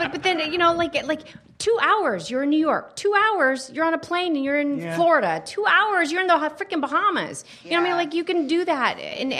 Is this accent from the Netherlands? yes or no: yes; Netherlands; moved away; also born or lived in California; Growing up in the Netherlands, and then I moved to California.